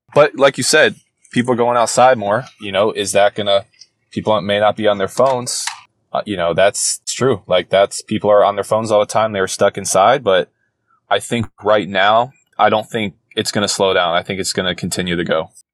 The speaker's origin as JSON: {"language": "English", "town": "Charlotte", "region": "North Carolina", "country": "United States", "tie": "born or raised there", "said": "I grew up in Charlotte. I grew lived there for 17, 18 years"}